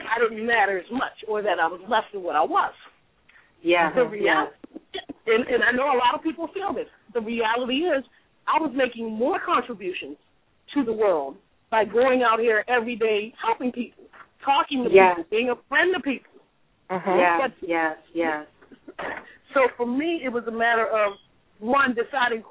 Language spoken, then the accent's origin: English; Baltimore, Maryland, United States; now in California, United States; I'm from Baltimore as well